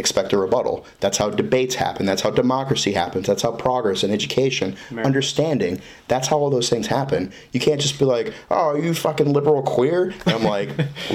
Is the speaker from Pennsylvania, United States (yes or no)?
no; Florida, United States; growing up in Florida